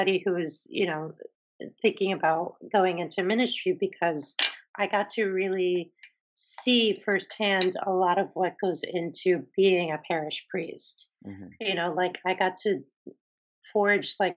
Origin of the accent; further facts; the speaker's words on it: Philadelphia, Pennsylvania, United States; moved away as an adult; also born or lived in Boston; being away from my community in Philly